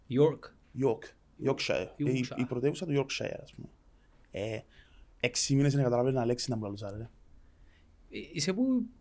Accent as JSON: {"language": "Greek", "town": "Larnaca", "region": "Larnaca District", "country": "Cyprus", "tie": "born or raised there", "said": "Είμαι σκαλιά μου σκιανή οικογένεια, αλλά εγώ γεννήθηκα μεγάλο σε Αλάρναγα."}